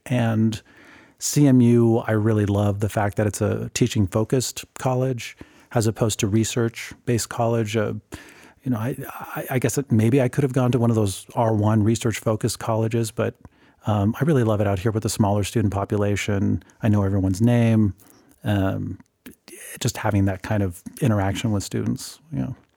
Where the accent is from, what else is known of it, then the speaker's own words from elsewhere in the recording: Whittier, California, United States; now in Grand Junction, United States; my home city was Whittier. That's where I was born and raised